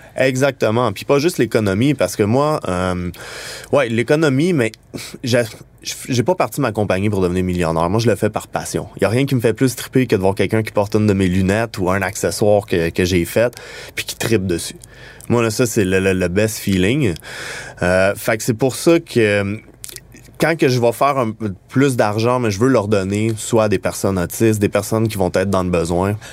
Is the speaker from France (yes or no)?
no; Montreal, Quebec, Canada; on vient de Montréal, puis qu'on design les produits d'ici